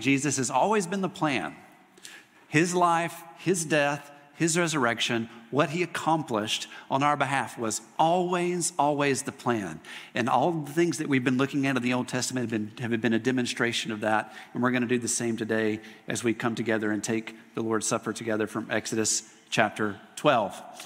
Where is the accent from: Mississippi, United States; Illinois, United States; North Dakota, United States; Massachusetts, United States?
Mississippi, United States; moved away; I grew up in Mississippi going to a Mississippi State football game